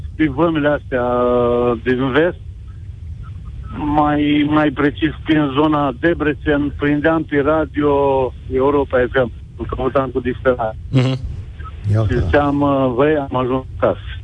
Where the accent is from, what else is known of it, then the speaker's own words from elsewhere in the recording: Iași, Iași County, Romania; moved away as an adult; also born or lived in Scotland; now in England, United Kingdom; eu sunt din Iași, de origine